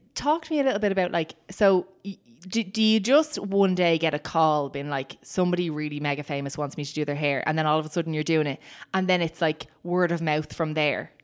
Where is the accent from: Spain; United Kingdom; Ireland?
Ireland; we experience as Irish people